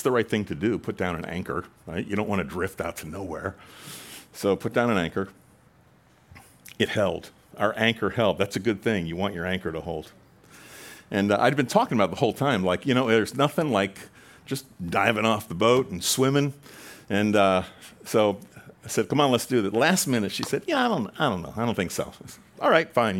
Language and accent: English; Long Island, New York, United States; moved away; I spent some years growing up in Long Island, Long Island